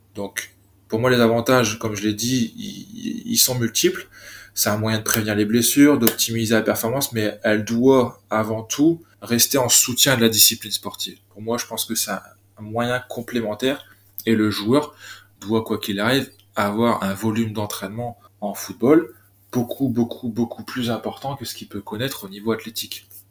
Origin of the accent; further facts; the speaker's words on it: Côte d'Opale, Hauts-de-France, France; also born or lived in Lille; je suis originaire de la Côte d'Opale